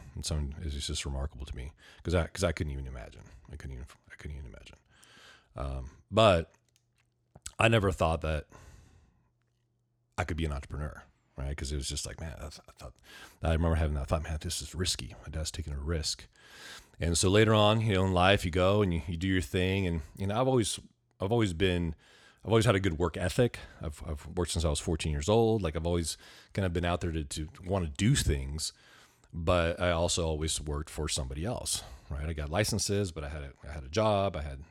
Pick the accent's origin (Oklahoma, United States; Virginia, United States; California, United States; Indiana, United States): California, United States; Ventura; now in Camarillo, United States; I grew up Ventura in Ventura. County. I grew up in Ventura. I started third grade in Ventura, grew up there. I've been in Camarillo now for about 18 years